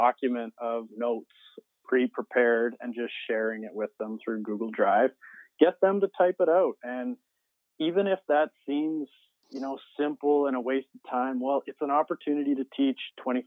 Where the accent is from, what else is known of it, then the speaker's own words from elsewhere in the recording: Gibbons, Alberta, Canada; I taught at my hometown school, Gibbons School, up in Alberta, Canada